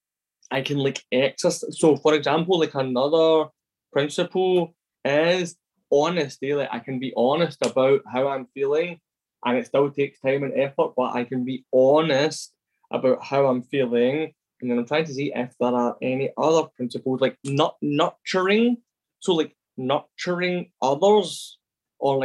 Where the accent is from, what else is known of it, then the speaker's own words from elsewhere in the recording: Glasgow, Scotland, United Kingdom; I am originally from Glasgow, and so like my dad's an alcoholic, and all through my life growing up